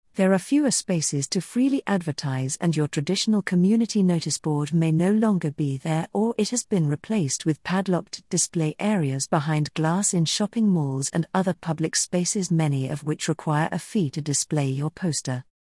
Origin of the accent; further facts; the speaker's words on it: South Australia, Australia; also born or lived in United Kingdom / United States; my home state of South Australia